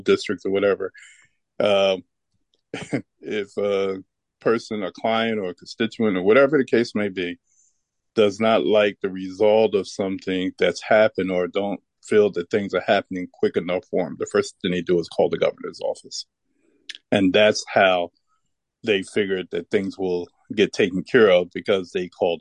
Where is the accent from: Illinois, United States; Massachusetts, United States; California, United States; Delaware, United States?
Delaware, United States; Wilmington; moved away as an adult; now in Newark, United States; I grew up in the Riverside community. I'm from Riverside. I lived in Riverside from the time I was 6 years old until I graduated from high school